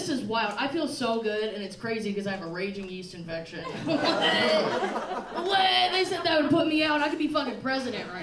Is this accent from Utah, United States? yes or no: no; Nashville, Tennessee, United States; I'm from Nashville. We ride horses